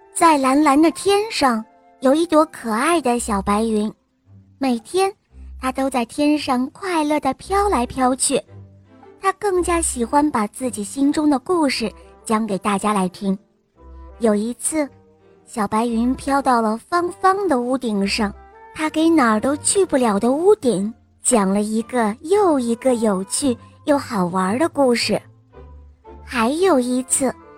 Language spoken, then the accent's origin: Chinese; Jinan, Shandong, China; 今年我五岁了，我来自山东济南